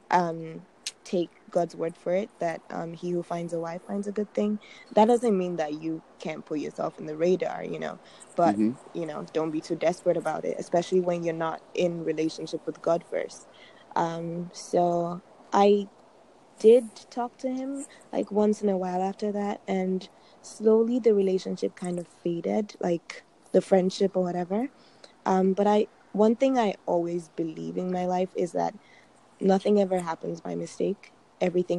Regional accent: Nigeria; My dad is a pastor, and I'm Nigerian

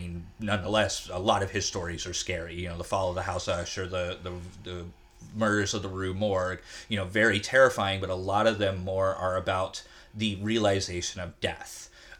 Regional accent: the South, United States; And I don't know if it's because we're from the South and we have the Southern charm to match it up again, but it was a different experience.

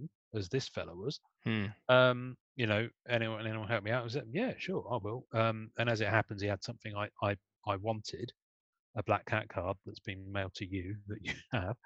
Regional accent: England, United Kingdom; I'm English

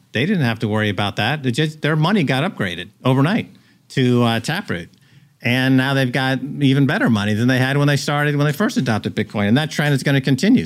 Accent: United States; moved away as an adult; also born or lived in Europe; now in El Salvador; As an American

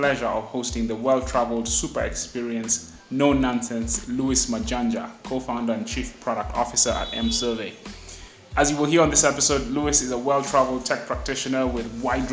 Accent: Kenya; moved away; growing up in Kenya and going to spend some years in a similar geography and then making the move back

